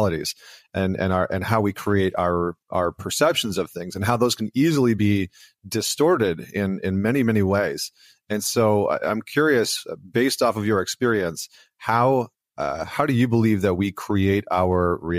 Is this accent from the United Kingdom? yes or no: no; Canada; I'm Canadian, so we always call it university